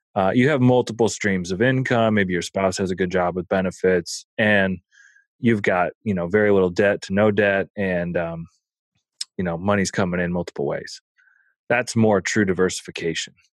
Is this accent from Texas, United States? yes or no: no; Omaha, Nebraska, United States; I grew up in Omaha